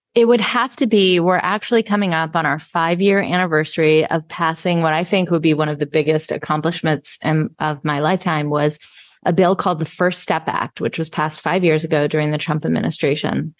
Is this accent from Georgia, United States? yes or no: yes; Atlanta, Georgia, United States; I was also a brown kid growing up in Atlanta, Georgia in the 80s